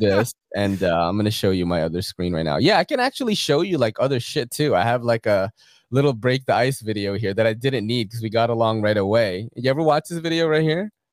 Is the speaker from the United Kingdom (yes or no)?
no; Philippines; now in United States; I've been watching anime since I was a kid in the Philippines. I was born in the Philippines.